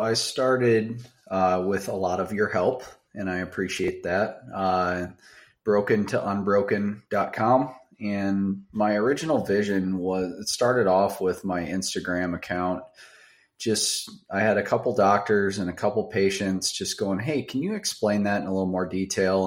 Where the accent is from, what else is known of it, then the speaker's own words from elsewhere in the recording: Baraboo, Wisconsin, United States; also born or lived in Madison, Wisconsin / Davenport, Iowa; I grew up in South Central Wisconsin, uh, very very small town. Uh, it's called Baraboo.